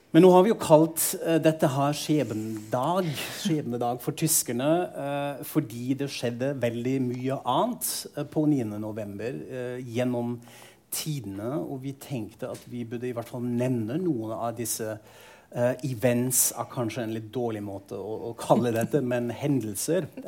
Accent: Frankfurt am Main, Hesse, Germany; moved away; Jeg er fra Frankfurt am Main, eh, som var på en måte amerikanske sektoren. At dette var en del av hverdagen min som barn og ungdom

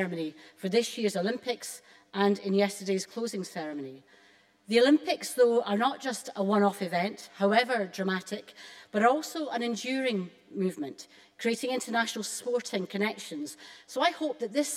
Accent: Alloway, Scotland, United Kingdom; I grew up in Robert Burns's birthplace in Alloway

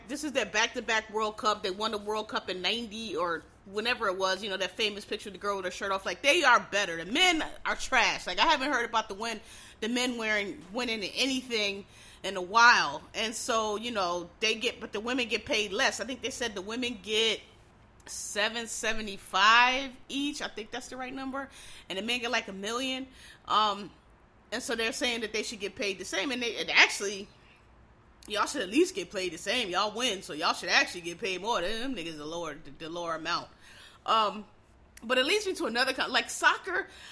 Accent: Philadelphia, Pennsylvania, United States; I was from Philly.

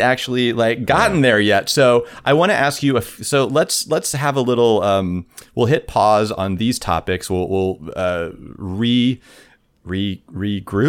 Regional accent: Southwest Kansas, United States; I grew up in Southwest Kansas, like tornado country

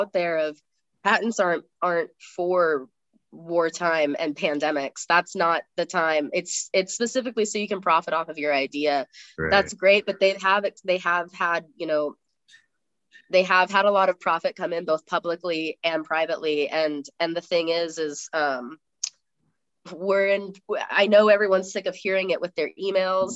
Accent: United States; we're both American

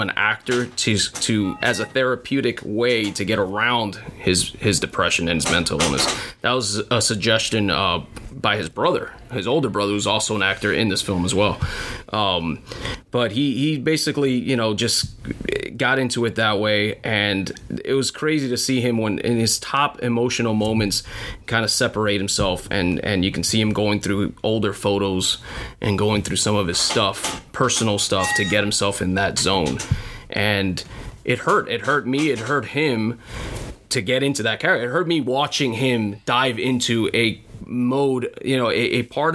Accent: Hialeah, Florida, United States; also born or lived in Broward County, Florida; Born and raised in Hialeah. Never have not actually moved out of this area

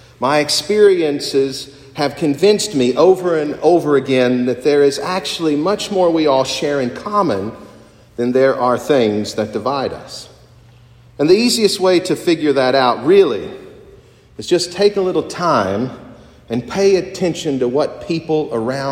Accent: Appalachian Mountains of Kentucky, United States; Growing up in the Appalachian Mountains of Kentucky

